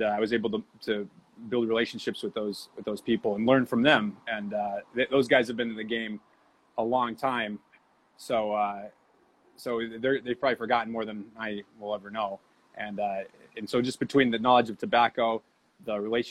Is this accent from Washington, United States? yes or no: no; Massachusetts, United States; I grew up in Massachusetts.